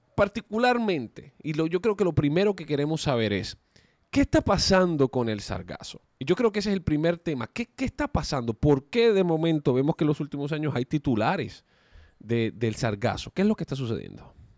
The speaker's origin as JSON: {"language": "Spanish", "country": "Puerto Rico", "tie": "born or raised there", "said": "cuando yo era niño, creciendo en Puerto Rico, yo crecí en la playa"}